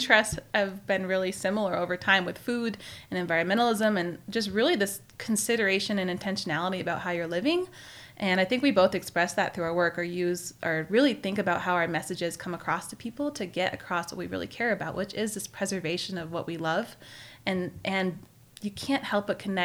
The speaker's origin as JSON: {"language": "English", "region": "California", "country": "United States", "tie": "born or raised there", "also_born_or_lived": "Maine", "said": "I grew up ski racing in Lake Tahoe"}